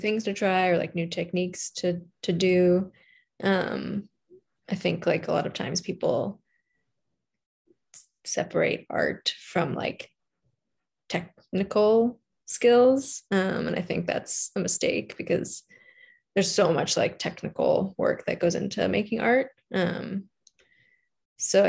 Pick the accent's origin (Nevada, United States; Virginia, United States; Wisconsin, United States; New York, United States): New York, United States; New York City; moved away as an adult; I grew up in New York City, like in Manhattan